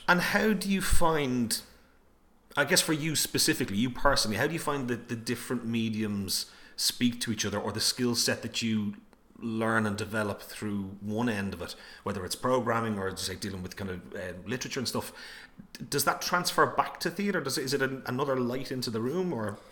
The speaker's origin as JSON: {"language": "English", "country": "Ireland", "said": "us as Irish people"}